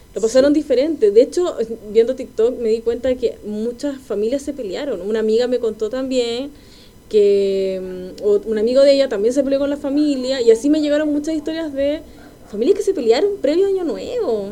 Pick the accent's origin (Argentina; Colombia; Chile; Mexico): Chile; Quilpué, Valparaíso; now in Santiago, Chile; Yo soy de Quilpué